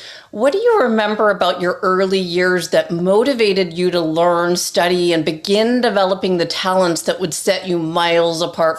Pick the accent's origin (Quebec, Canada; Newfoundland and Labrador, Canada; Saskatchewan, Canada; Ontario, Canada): Ontario, Canada; Toronto; growing up in Toronto, I spent a lot of time in Kitchener in high school when a friend of mine moved.